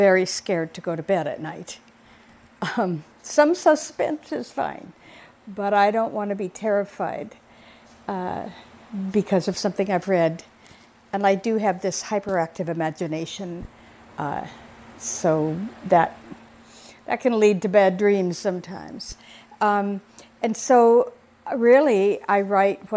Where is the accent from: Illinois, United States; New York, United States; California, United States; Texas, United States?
California, United States; Southern; moved away; I'm from Southern California originally